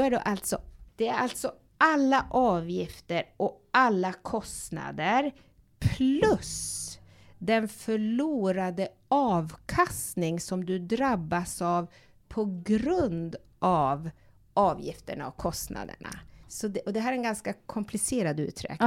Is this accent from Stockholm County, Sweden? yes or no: no; Tärendö, Norrbotten County, Sweden; moved away; jag kommer från Tornedalen, från en liten by som heter Tärendö